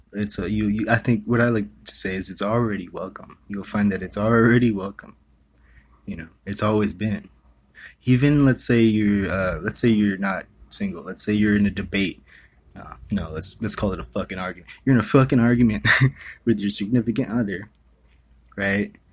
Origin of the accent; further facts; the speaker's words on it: Hawaii, United States; I was born and raised in Hawaii.